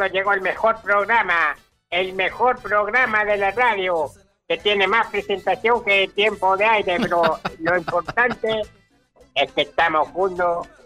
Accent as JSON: {"language": "Spanish", "town": "Paine", "region": "Santiago Metropolitan Region", "country": "Chile", "lives_now": "Argentina", "said": "Reyes, Laguna Culeo, en la comuna del Paine, provincia del Maipo, región metropolitana de Chile, pero soy naturalizado argentino y quiero mucho esta tierra"}